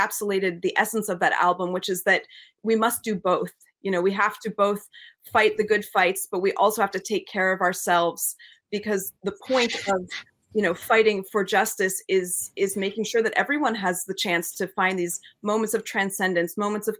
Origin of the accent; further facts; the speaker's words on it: New England, United States; we grew up with English and American folk traditions growing up in New England